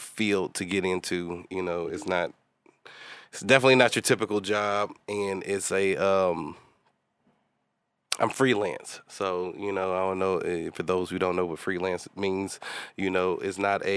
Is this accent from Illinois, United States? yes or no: no; Houston, Texas, United States; moved away; I'm from Houston